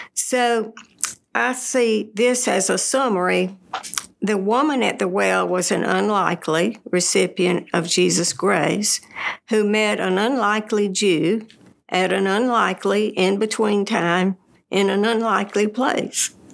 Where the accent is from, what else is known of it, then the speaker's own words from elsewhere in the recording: Birmingham, Alabama, United States; moved away as an adult; also born or lived in Texas / Tennessee; I grew up in Birmingham